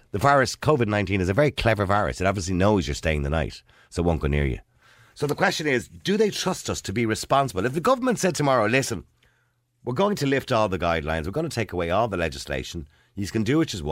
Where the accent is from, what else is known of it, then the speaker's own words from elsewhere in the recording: Ireland; as Irish people